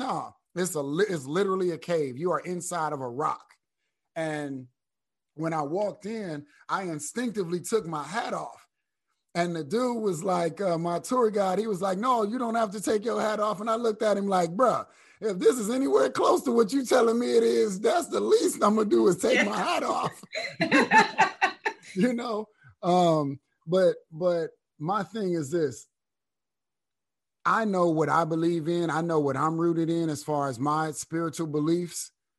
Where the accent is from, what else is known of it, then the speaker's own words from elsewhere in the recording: Flint, Michigan, United States; But when you're from the little city, like people from Flint, I'm from Flint. I ain't from Detroit, you know what I mean?